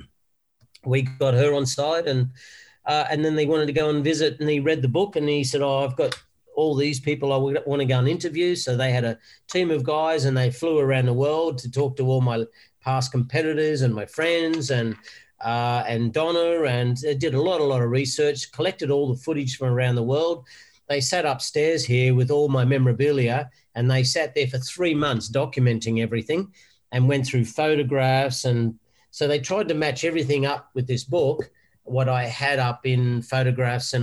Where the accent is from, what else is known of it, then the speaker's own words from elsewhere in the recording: Wollongong, New South Wales, Australia; I'm from Wollongong originally